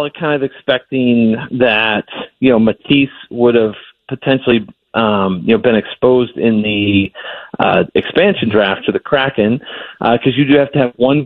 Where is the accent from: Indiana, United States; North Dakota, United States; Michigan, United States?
Michigan, United States; Brighton; moved away; I'm from Brighton, which is like 20 minutes away